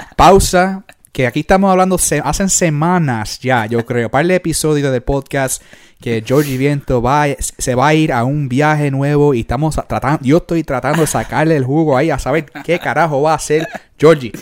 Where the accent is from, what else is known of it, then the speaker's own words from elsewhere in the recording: New York, United States; moved away as an adult; yo nací en New York, uh, you know, I came of age in New York